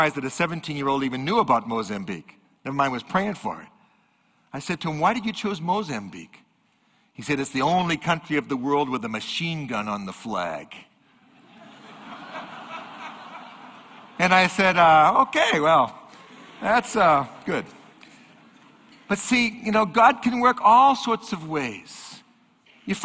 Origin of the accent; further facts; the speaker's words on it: New England, United States; I'm from New England.